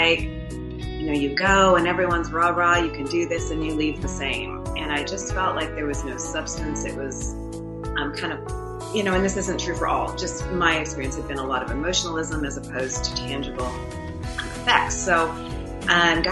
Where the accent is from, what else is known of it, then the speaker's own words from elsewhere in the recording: Winnipeg, Manitoba, Canada; moved away as an adult; also born or lived in Florida; my husband and I were born and raised in Winnipeg, Manitoba, and moved to Florida in 2004 as business people